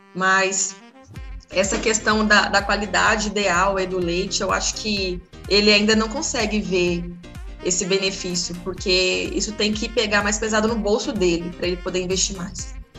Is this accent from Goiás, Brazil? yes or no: no; Paraná, Brazil; moved away; Eu sou do Paraná